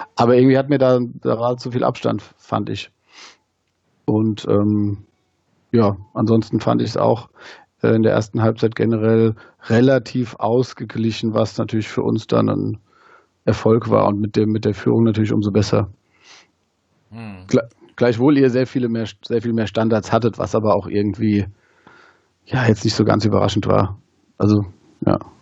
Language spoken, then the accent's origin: German; Wehen, likely misheard as Wien, Hesse, Germany; moved away as an adult; now in Wiesbaden, Germany; komm aus Wien, bin da geboren und aufgewachsen